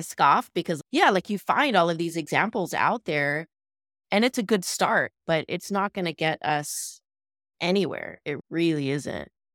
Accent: Midwest, United States; moved away as an adult; also born or lived in Los Angeles, California; now in San Gabriel Valley, United States; Born in L A, lived in the San Gabriel Valley, moved to the Midwest when I was seven 'cause of my dad's job

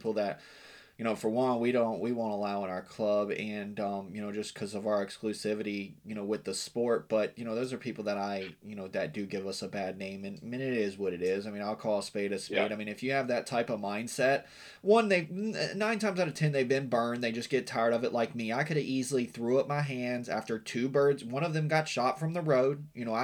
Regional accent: Western Virginia, United States; moved away; I grew up in Western Virginia

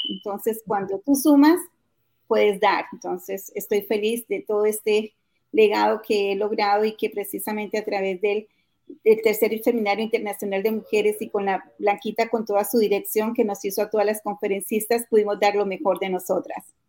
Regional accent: Colombia; moved away as an adult; now in United States

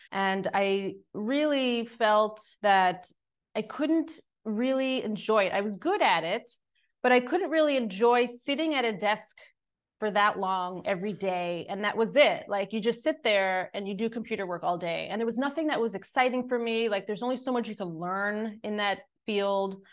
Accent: Long Island, New York, United States; moved away as an adult; now in Greece; I grew up on Long Island in the suburbs of New York City

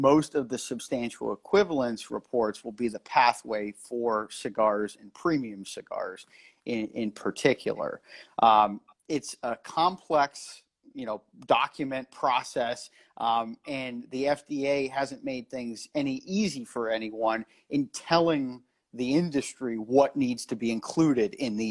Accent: Erie, Pennsylvania, United States; moved away as an adult; now in Washington, D.C., United States; I've been in my hometown of Erie, Pennsylvania for the past few weeks

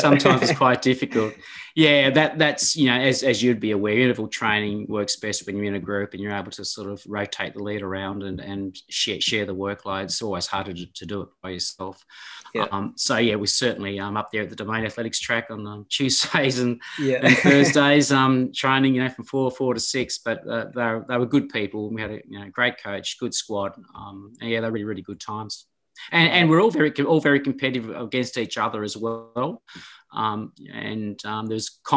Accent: Orford, Tasmania, Australia; also born or lived in Kingston, Tasmania; my hometown Orford

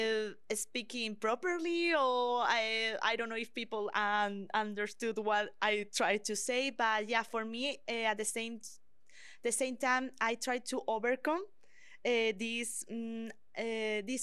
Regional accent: Madrid, Community of Madrid, Spain; English is a second language; moved away as an adult; now in Canada; I am from Spain. I was born in the capital, Madrid, and I studied journalism in the Complutense University

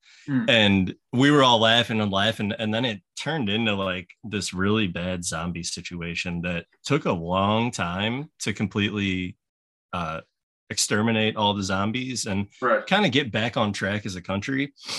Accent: Missouri, United States; also born or lived in Lansing, Michigan / North Carolina; I was born in Lansing, Michigan. Ah, okay. And then lived in North Carolina for a year. And then I arrived in Missouri when I was 3 years old, and I've been here since. I'm 33.

